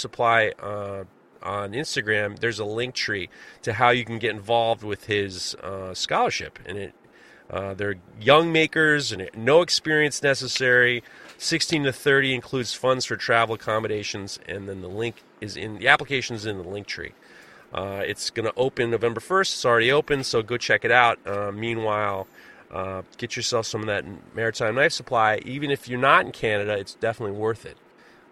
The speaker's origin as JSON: {"language": "English", "region": "New York", "country": "United States", "said": "as a New Yorker and as a Yankee fan"}